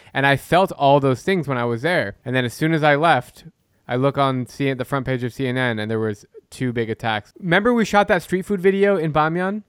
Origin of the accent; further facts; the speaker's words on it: United States; I love being American. I'm, I'm a proud American